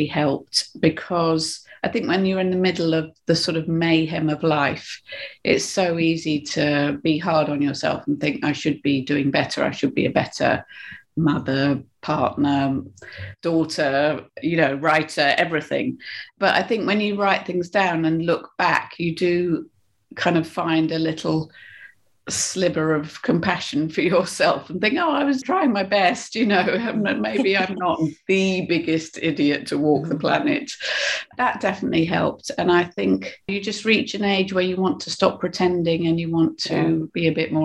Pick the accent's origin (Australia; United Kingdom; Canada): United Kingdom; I think I'm British